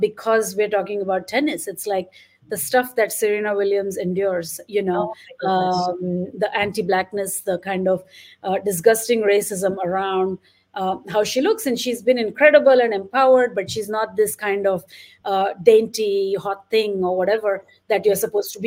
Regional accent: India; when I was growing up in India

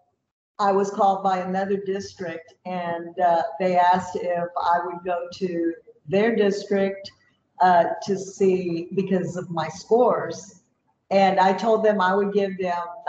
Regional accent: Vanderbilt, Texas, United States; also born or lived in Palacios, Texas; We were raised in Vanderbilt, Texas, which is a little small town

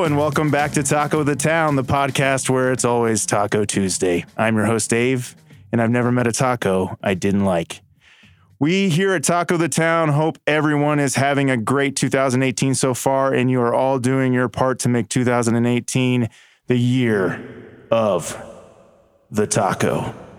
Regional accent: Stanley, Kansas, United States; growing up in Stanley, Kansas.

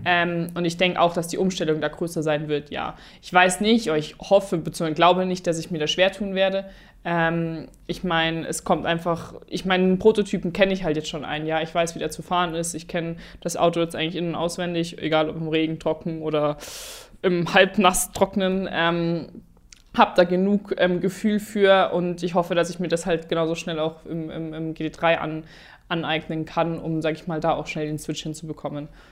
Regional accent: Germany; Deutschland ist halt einfach da, wo ich herkomme

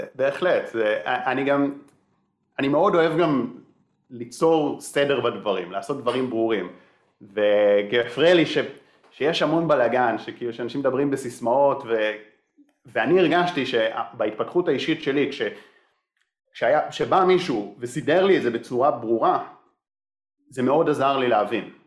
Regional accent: Israel; אני קיבוצניק

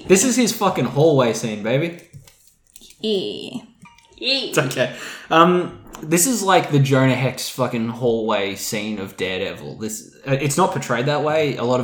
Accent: Australia; I'm an Australian

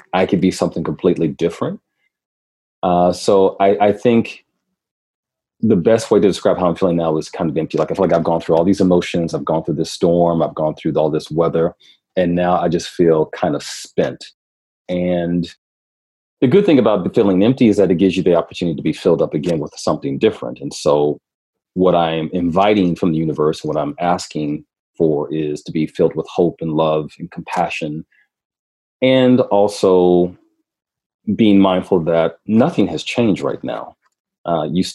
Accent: Milwaukee, Wisconsin, United States; moved away as an adult; also born or lived in Minneapolis, Minnesota; I grew up, I was raised in Milwaukee, but I grew up in Minneapolis

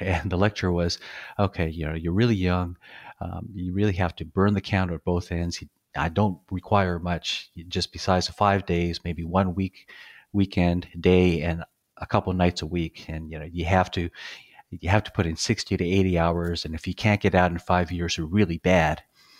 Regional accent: Hawaii, United States; born there; I was born in Hawaii, kind of moved around a bit.

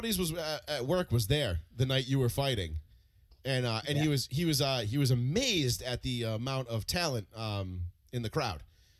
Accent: Dartmouth, Massachusetts, United States; Paul and I were Dartmouth kids

